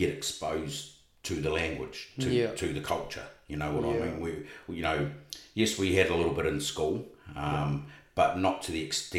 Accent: Wellington, New Zealand; moved away as an adult; now in Australia; I was brought up in Wellington.

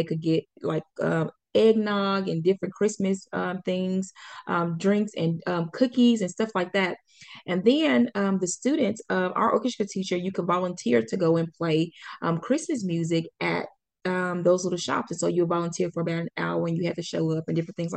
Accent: Pine Bluff, Arkansas, United States; I grew up in Pine Bluff

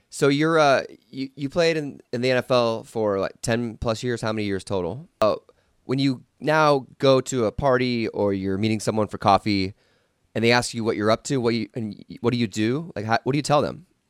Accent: Los Angeles, California, United States; my hometown of Los Angeles

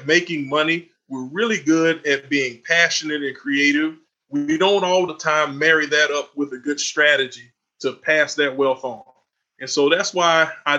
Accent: Southeast Georgia, United States; also born or lived in Florida; I'm from Southeast Georgia, was born in Florida, raised in Southeast Georgia

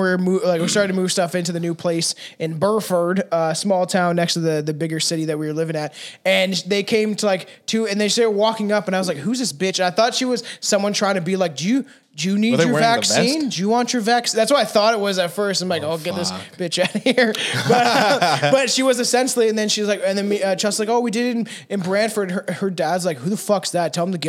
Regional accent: South Africa; Like, I'm South African, bro.

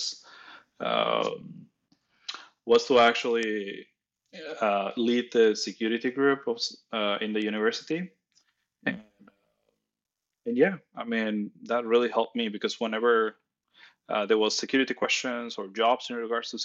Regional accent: Nuevo Laredo, Tamaulipas, Mexico; English is a second language; moved away as an adult; I'm Mexican. I was born in Mexico in a very small town called Laredo. Nuevo Laredo in the Mexico side.

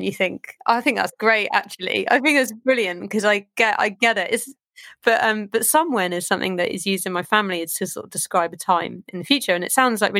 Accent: Southampton, South East England, United Kingdom; I grew up in Southampton, but my mum is from Fiji

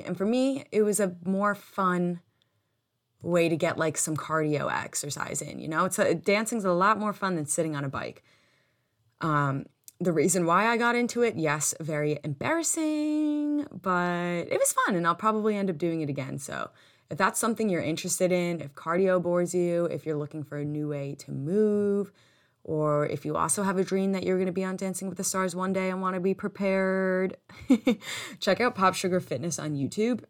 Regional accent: United States; us being full American, like, having grown up here, having been born here

